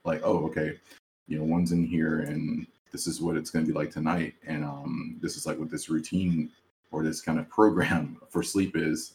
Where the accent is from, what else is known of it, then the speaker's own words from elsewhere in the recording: South Carolina, United States; I grew up obviously in South Carolina with all these other guys